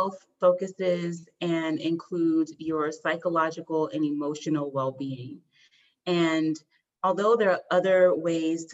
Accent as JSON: {"language": "English", "country": "United States", "tie": "born or raised there", "also_born_or_lived": "Washington, District of Columbia, United States / Virginia / Montgomery County, Maryland", "said": "I grew up in Montgomery County, Maryland, born in DC, raised in Virginia. So I am from the DMV area"}